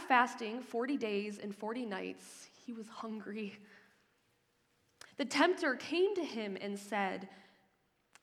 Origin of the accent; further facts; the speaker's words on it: Lake Michigan, Midwest, United States; moved away as an adult; now in Ontario, Canada; I grew up on the shores of Lake Michigan